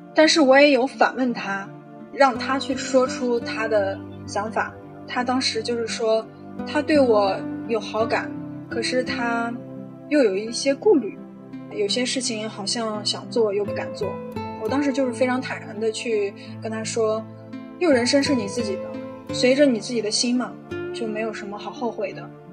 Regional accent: Xinjiang, China; moved away as an adult; now in Manila, Philippines; 我今年二十八岁，从小在新疆长大的

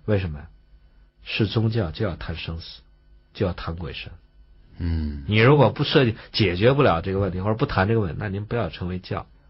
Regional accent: China; 我们中国人

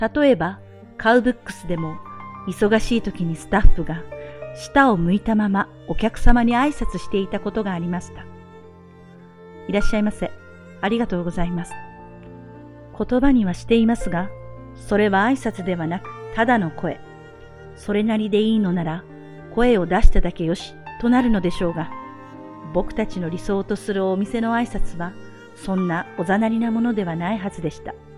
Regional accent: Japan; born or raised there

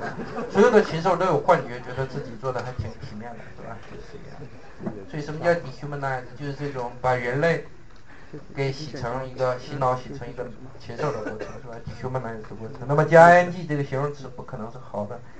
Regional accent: China; 中国人又好到哪里去了呢？我们在这种知识教育下长大，

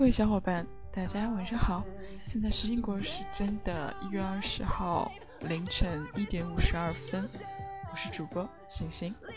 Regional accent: China; moved away as an adult; now in London, United Kingdom; 跟别人说我来自中国

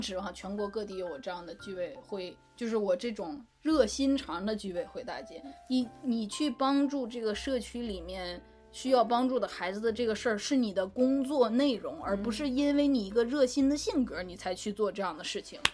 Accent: Northeast China, China; moved away as an adult; now in United States; 我是东北人嘛

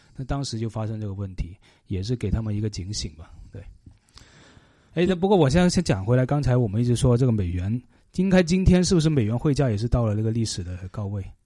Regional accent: Canada; now in Vancouver, Canada; 对我们加拿大人来说是涨价了

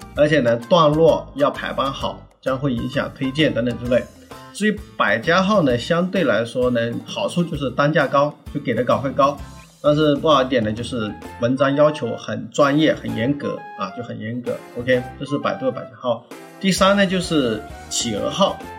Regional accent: Ganzhou, Jiangxi, China; 我们老家，啊，我的江西赣州

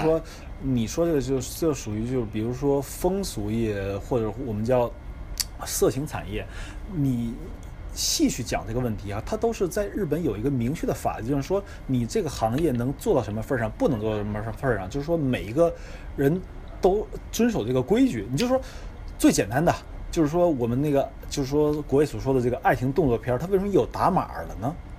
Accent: Shenyang, Liaoning, China; now in Japan; 因为我是沈阳人，就是说我家离那个美国大使馆比较近

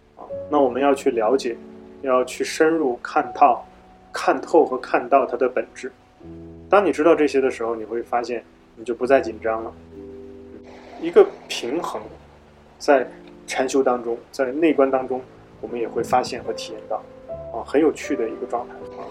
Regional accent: northern China, China; moved away; 以前我是北方人

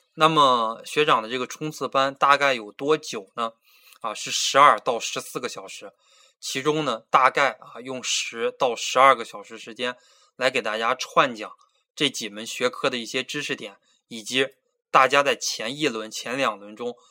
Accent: Beijing, China; moved away as an adult; now in Changsha, China; 我来自北京，九零年生啊，今年本命年，二十四岁

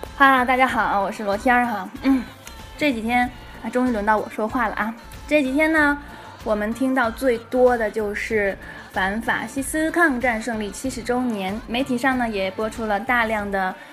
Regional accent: China; 我们中国人

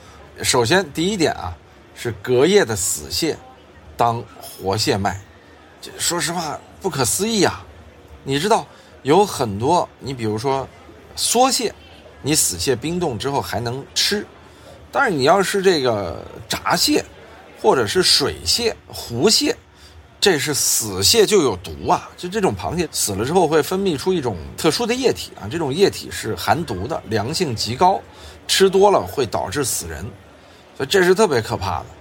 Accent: Sichuan, China; 有人说四川的，我们四川人怎么就爱吃这些东西呢？就是四川啊，早年间啊，也是因为那会儿大家穷，在盆地里边。

